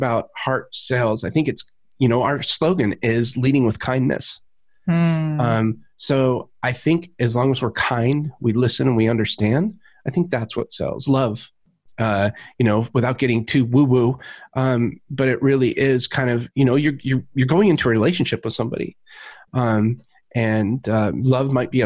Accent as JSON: {"language": "English", "region": "Alaska", "country": "United States", "tie": "born or raised there", "moved": "yes", "said": "I grew up in Alaska"}